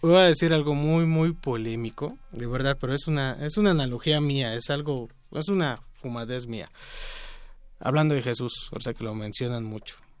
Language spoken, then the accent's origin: Spanish; Mexico; nosotros como mexicanos